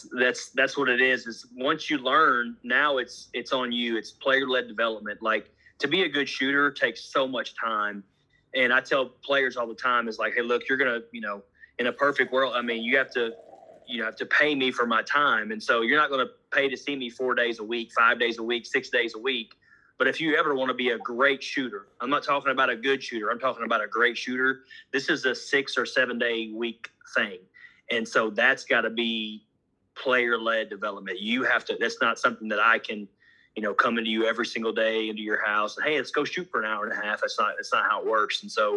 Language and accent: English; Honolulu, Hawaii, United States; born there; And I was born in Honolulu, Hawaii, because my dad was a military guy.